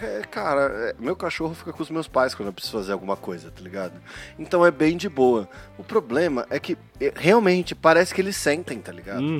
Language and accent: Portuguese; Paulista, São Paulo, Brazil; eu sou paulista escarrado, né, meu? Eu sou aquele paulista que tem medo do Rio de Janeiro